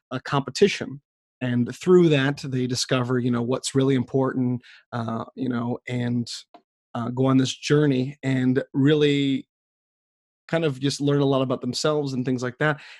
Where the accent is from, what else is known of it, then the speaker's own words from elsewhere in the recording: United States; I didn't know what Eurovision was as an American.